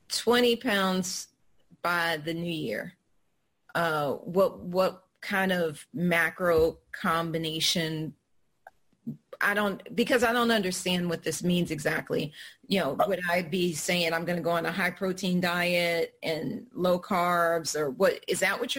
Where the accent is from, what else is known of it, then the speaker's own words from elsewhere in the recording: New Orleans, Louisiana, United States; because uh, I'm from New Orleans. My people make good food.